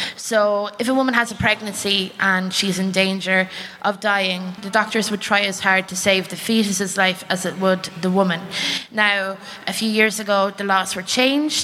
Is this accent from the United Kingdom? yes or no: no; Ireland; I'm from the Republic of Ireland